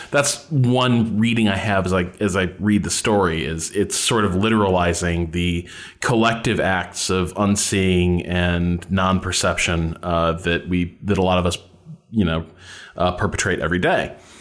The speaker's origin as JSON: {"language": "English", "town": "Chicago", "region": "Illinois", "country": "United States", "said": "I'm from Chi, I'm from the Chicago area."}